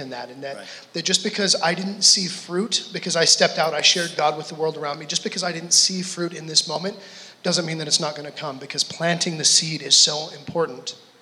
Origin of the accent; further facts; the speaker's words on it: Gillette, Wyoming, United States; moved away as an adult; also born or lived in British Columbia; I grew up in Gillette